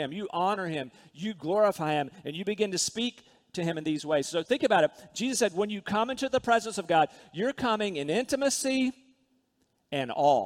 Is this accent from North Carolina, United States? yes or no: yes; Rocky Mount, North Carolina, United States; When I was a little boy growing up in Rocky Mount, North Carolina, I lived pretty